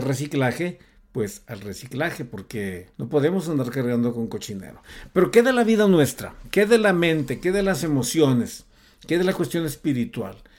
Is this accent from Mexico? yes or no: yes; Mexico; el México lindo y querido de donde yo soy